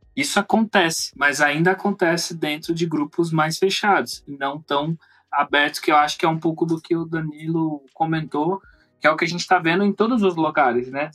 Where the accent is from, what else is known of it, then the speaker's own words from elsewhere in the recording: Campinas, São Paulo, Brazil; Falar aqui por Campinas, que basicamente foi onde eu nasci